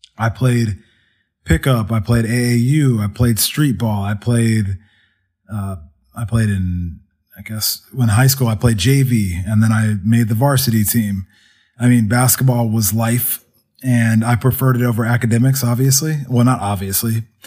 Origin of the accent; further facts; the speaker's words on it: Kennesaw, Georgia, United States; also born or lived in Somerset, New Jersey; I grew up, spent the rest of my life growing up in Georgia